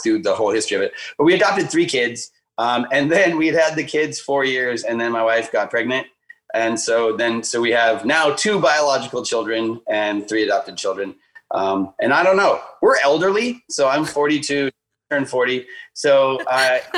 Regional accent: Duluth, Minnesota, United States; also born or lived in China; I was born in Duluth, Minnesota

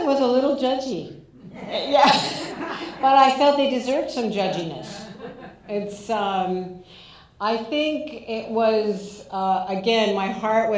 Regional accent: Southern California, United States; moved away; also born or lived in New York City; I grew up in Southern California. I lived in New York City

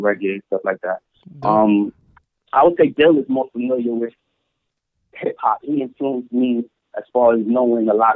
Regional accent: New York City, New York, United States; I grew up in East New York

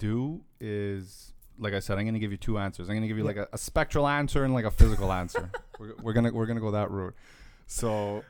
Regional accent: Toronto, Ontario, Canada

